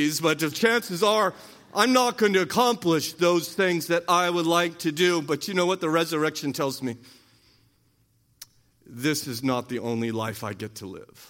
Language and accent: English; United States; We're American